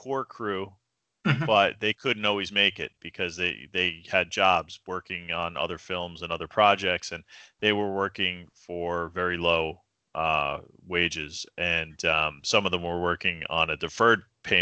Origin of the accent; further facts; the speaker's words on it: United States; I was from New York